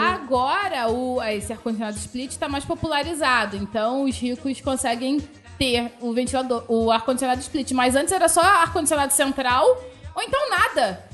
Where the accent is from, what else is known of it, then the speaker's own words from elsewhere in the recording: Macaé, Rio de Janeiro, Brazil; Eu nasci em Macaé